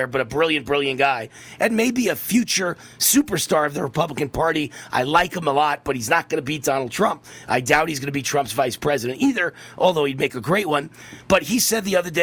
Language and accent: English; Mount Vernon, New York, United States; I'm from Mount Vernon, New York.